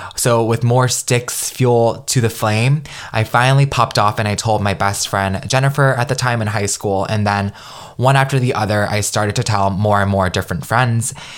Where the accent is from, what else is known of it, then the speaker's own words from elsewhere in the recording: United States; growing up being Vietnamese American in a very traditional Vietnamese household